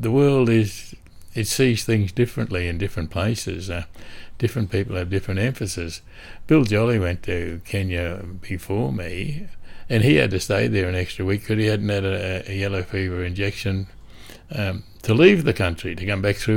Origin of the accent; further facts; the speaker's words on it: Australia; being an Australian